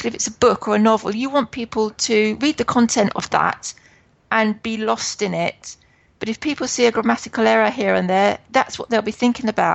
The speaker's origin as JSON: {"language": "English", "area": "Hertfordshire", "region": "East of England", "country": "United Kingdom", "said": "I come from Hertfordshire in England, which is just outside London."}